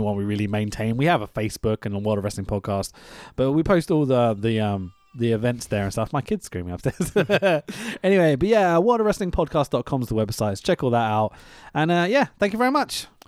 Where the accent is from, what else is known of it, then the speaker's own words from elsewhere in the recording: United Kingdom; we're British